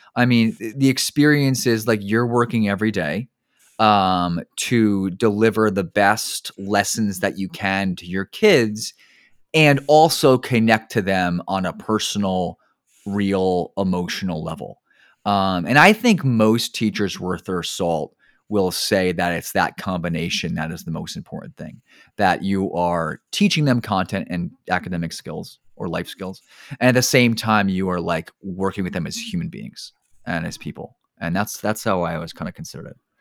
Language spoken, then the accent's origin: English; New Jersey, United States; I grew up in New Jersey